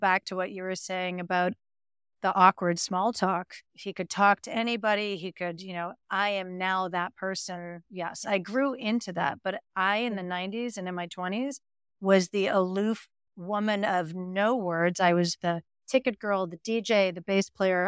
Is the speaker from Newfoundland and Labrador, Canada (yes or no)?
no; Montreal, Quebec, Canada; moved away; Growing up in Montreal, you really have a fear that you're never gonna leave